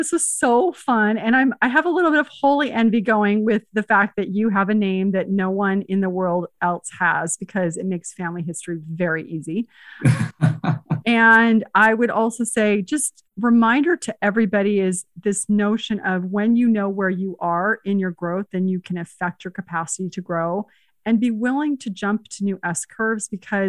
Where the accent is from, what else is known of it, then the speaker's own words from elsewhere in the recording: Spain; born there; Because remember, I was born in Spain, even though it's different continents.